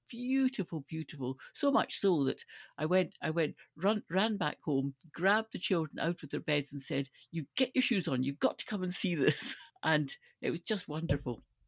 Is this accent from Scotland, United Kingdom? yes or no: yes; Stirling, Scotland, United Kingdom; I grew up in Stirling